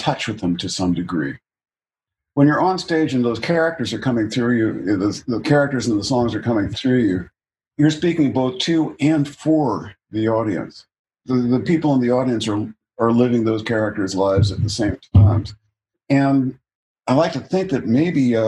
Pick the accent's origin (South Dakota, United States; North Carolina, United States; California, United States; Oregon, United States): California, United States; I was born here, raised here for the most part